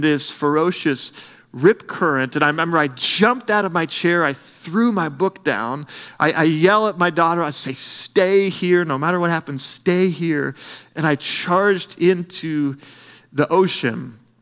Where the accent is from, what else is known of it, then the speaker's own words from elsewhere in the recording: Oklahoma, United States; I grew up swimming in Melbourne Lake